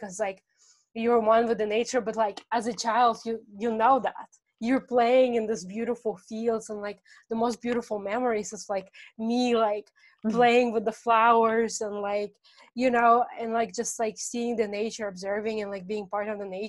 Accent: Russia; moved away; I come from Russian culture.

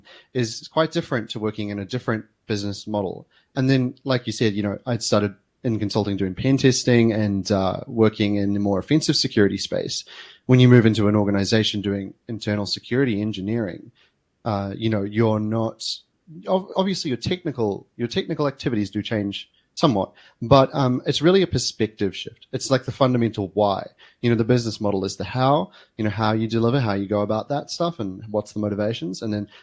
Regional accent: New Zealand; now in Melbourne, Australia; eventually I moved to Australia from New Zealand and started working as a security engineer here in Melbourne.

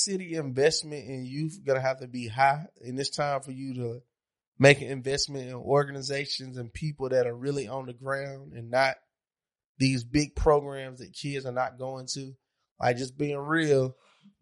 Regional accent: Monroe, United States; I'm from Monroe. We didn't have shit.

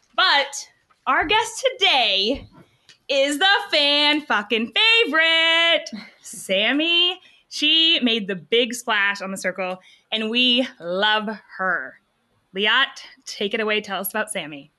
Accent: New Hampshire, United States; I'm from New Hampshire. I'm here in Dallas

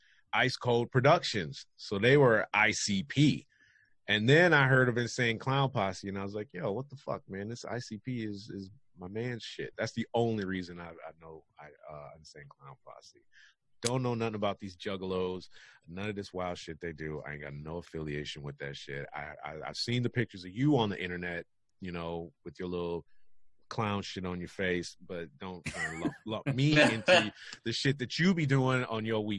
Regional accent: Detroit, Michigan, United States; Obviously, I'm from Detroit, so that's where them fools are from.

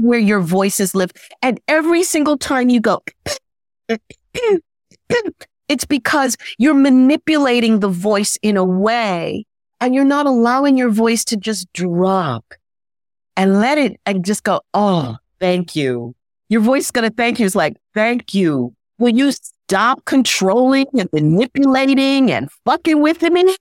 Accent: New York City, New York, United States; I'm from New York City

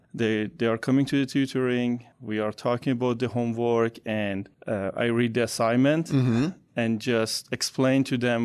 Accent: Iran; English is a second language; now in United States; I'm from Iran, and almost 16 years ago, 17 years ago, I converted to Christianity.

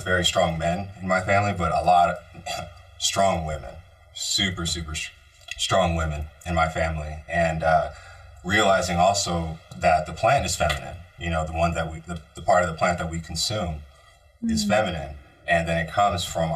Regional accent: Bay Area, California, United States; moved away; growing up in the Bay Area

